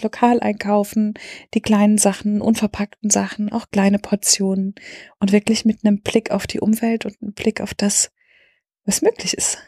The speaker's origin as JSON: {"language": "German", "town": "Speyer", "region": "Rhineland-Palatinate", "country": "Germany", "tie": "born or raised there", "said": "Und heute sind wir in Speyer, meiner Geburtsstadt. Da bin ich geboren und aufgewachsen."}